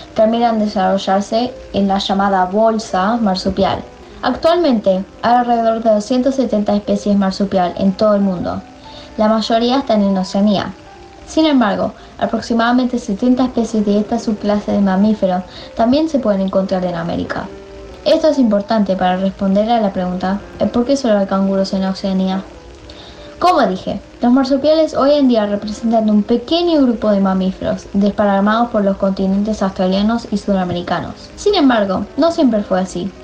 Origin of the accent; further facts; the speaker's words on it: England, United Kingdom; soy de Inglaterra y tengo 14 años.